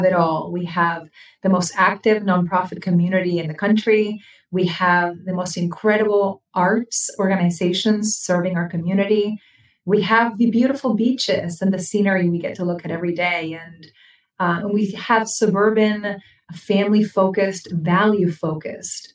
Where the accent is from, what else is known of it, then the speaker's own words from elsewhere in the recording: Buenos Aires, Argentina; moved away as an adult; also born or lived in Boca Raton, Florida / Los Angeles / Orlando; now in Florida, United States; I was born in Buenos Aires, Argentina, and I came to the country because of my dad's work. I turned 19 years old on the plane ride